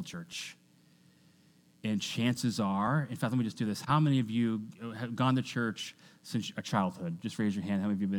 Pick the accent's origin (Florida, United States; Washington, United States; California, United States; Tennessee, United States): Washington, United States; I grew up in Washington State